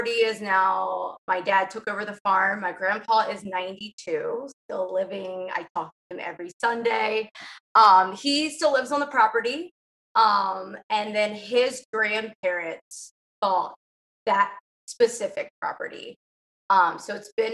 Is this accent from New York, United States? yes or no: no; Southern Maryland, United States; moved away as an adult; I was born and raised in Southern Maryland